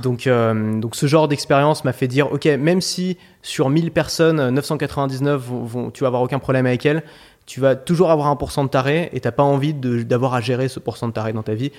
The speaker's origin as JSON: {"language": "French", "town": "Paris", "region": "Île-de-France", "country": "France", "tie": "born or raised there", "said": "J'ai grandi à Paris et c'est une ville euh, que j'affectionne beaucoup"}